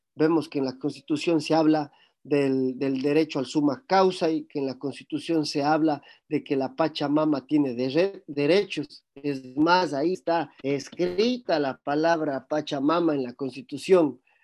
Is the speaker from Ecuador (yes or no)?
yes; Cuenca, Azuay, Ecuador; en el cantón Cuenca, en el cual yo nací